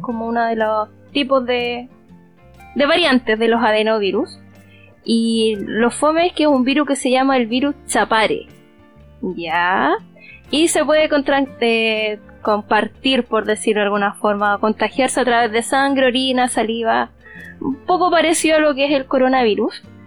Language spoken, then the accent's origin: Spanish; Chile; acá en Chile, obviamente, como somos una colonia española